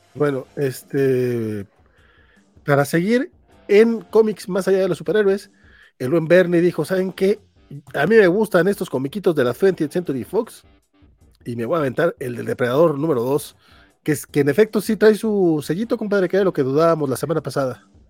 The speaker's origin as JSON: {"language": "Spanish", "region": "Durango", "country": "Mexico", "said": "soy de Durango"}